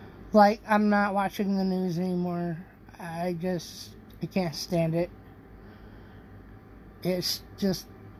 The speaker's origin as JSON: {"language": "English", "country": "United States", "said": "as an American"}